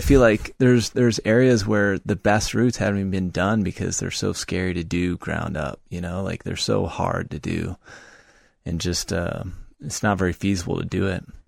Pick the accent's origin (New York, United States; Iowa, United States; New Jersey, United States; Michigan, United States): Iowa, United States; Monticello; moved away as an adult; also born or lived in Loveland, Colorado; now in Colorado, United States; I spent seven months in Monticello, Iowa, uh, my hometown, living with my parents before I moved to Colorado